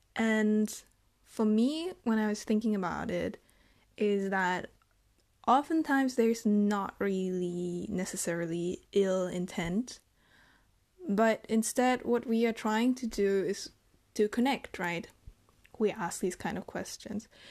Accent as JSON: {"language": "English", "country": "Germany", "tie": "born or raised there", "said": "And I'm from Germany. I was born and raised here."}